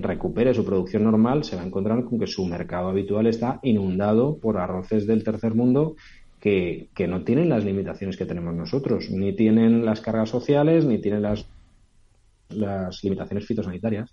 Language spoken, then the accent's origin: Spanish; Albufera de Valencia, Valencian Community, Spain; yo soy de Valencia, de la albufera de Valencia